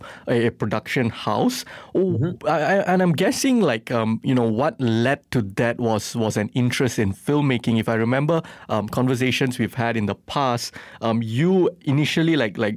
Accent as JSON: {"language": "English", "town": "Johor Bahru", "region": "Johor", "country": "Malaysia", "said": "I'm not from Selangor, I'm from JB."}